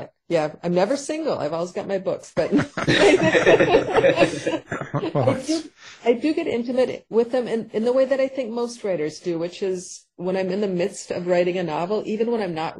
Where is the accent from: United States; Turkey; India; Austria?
United States; Paynesville, Minnesota; also born or lived in St. Cloud, Minnesota; my hometown where we moved after St. Cloud of Painesville, Minnesota.